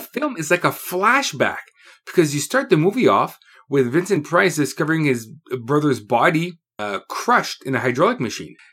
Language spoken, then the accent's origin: English; Canada; I'm Canadian